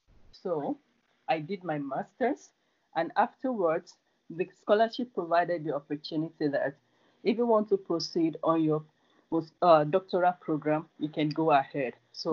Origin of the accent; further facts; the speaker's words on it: Nigeria; now in Nagoya, Japan; I'm from Nigeria. I'm a student at Nagoya University.